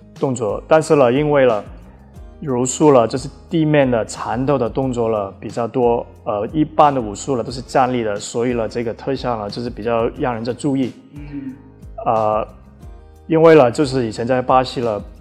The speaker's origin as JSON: {"language": "Chinese", "country": "Australia", "tie": "born or raised there", "also_born_or_lived": "Taiwan", "moved": "yes", "lives_now": "Shanghai, China", "said": "我是在澳大利亚长大的"}